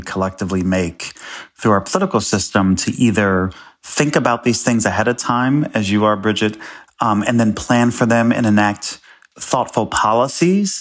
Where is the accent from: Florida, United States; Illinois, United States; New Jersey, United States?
Illinois, United States; Chicago; I'm from Chicago